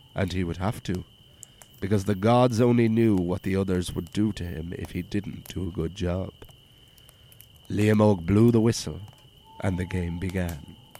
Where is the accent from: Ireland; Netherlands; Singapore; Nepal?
Ireland; Wicklow, Leinster; I was born and raised in Wicklow Town